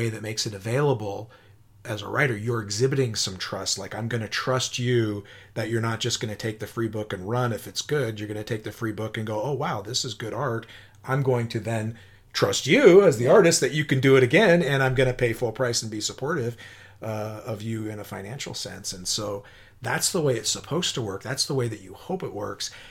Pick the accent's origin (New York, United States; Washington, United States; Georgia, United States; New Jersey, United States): Washington, United States; Spokane; a bit of a local celebrity in my hometown of Spokane